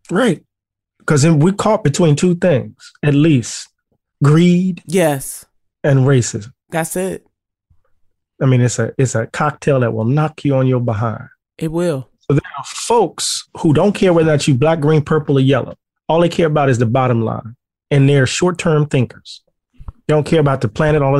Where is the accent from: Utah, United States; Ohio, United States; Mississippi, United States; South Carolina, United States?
Mississippi, United States; I'm country boy from Mississippi.